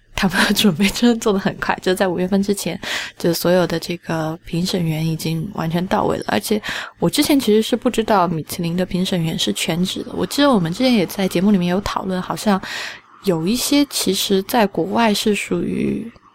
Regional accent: China; 我们中国人

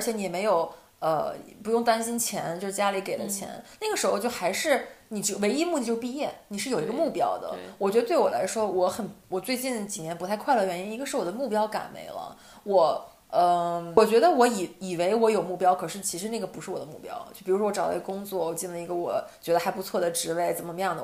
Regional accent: Northeast China, China; moved away as an adult; now in Netherlands; 我意识到东北还是我的精神家园

